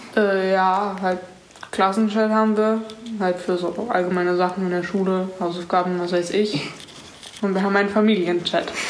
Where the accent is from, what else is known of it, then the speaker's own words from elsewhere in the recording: Munich, Bavaria, Germany; ich komme auch aus München und bin 15